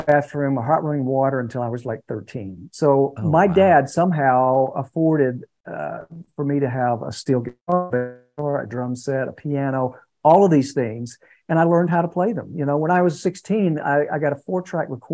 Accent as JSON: {"language": "English", "town": "Conyers", "region": "Georgia", "country": "United States", "tie": "born or raised there", "said": "I was born and raised in Conyers, Georgia"}